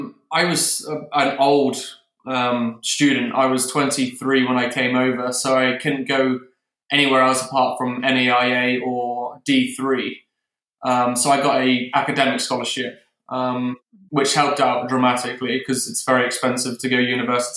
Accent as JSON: {"language": "English", "town": "Exmouth", "region": "South West England", "country": "United Kingdom", "tie": "born or raised there", "moved": "as an adult", "lives_now": "United States", "said": "I was from Exmouth, Devon, playing at East Devon Golf Club as a junior. And I moved over here for university about 6.5 years ago now."}